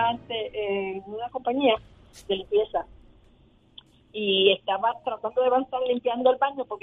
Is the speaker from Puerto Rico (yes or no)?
yes; Puerto Rico